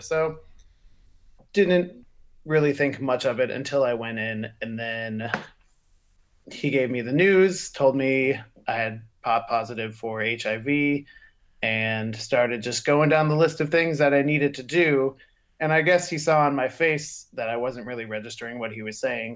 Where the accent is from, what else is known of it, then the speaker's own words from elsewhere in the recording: the South, United States; I'm from the South